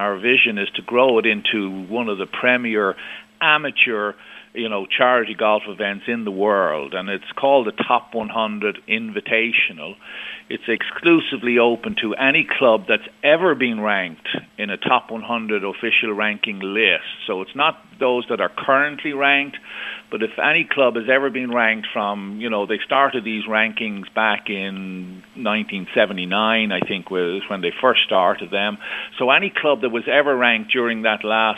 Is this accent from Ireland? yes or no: yes; Ireland; also born or lived in Scottsdale, Arizona (winters); I'm from Ireland. I pay my taxes in Ireland